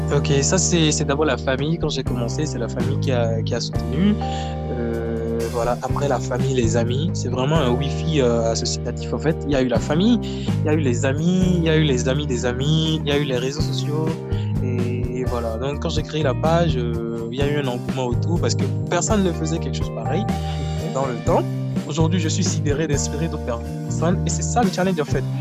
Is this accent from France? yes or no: no; Akassato, Atlantique, Benin; je suis originaire d'Akasato, dans le Bénin